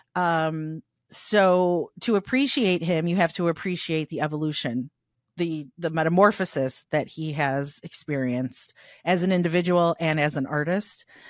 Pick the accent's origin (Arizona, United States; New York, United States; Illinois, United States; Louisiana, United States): Illinois, United States; Chicago; I grew up in Little Italy